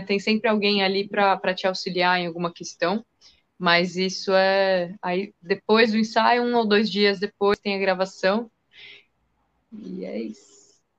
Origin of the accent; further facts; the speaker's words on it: São Paulo, Brazil; eu sou daqui de São Paulo